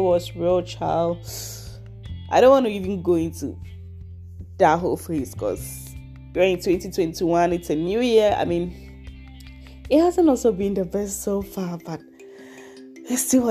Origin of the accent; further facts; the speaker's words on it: Ghana; now in Leipzig, Germany; So I come from Ghana, but I currently live in Leipzig, Germany. I've been living here for over 4 years